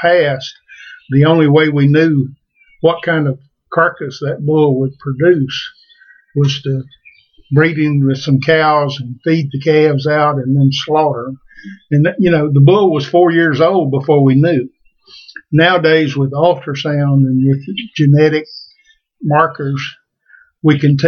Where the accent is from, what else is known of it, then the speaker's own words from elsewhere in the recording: Homeland, Florida, United States; also born or lived in Texas; I'm originally from Polk County, Florida, a little place called Homeland